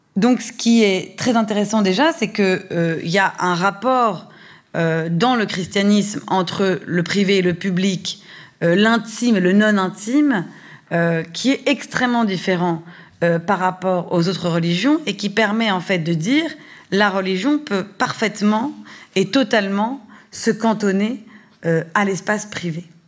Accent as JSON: {"language": "French", "country": "France"}